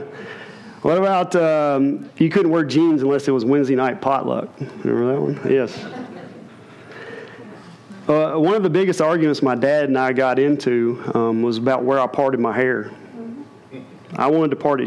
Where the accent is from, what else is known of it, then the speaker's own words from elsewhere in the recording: Middle Tennessee, United States; growing up in Middle Tennessee, after church on Sunday